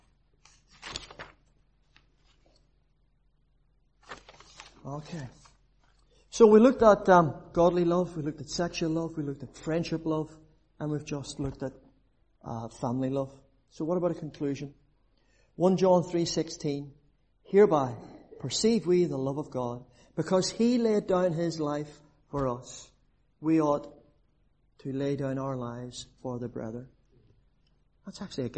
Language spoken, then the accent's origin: English; Belfast, Northern Ireland, United Kingdom; now in Cork, Ireland; I'm actually down in Cork. I'm originally from the Shankill.